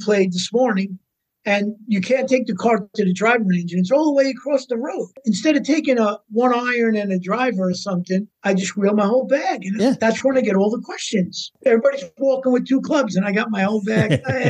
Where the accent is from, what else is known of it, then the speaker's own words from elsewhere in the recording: New York, United States; I came from New York and we played Bethpage.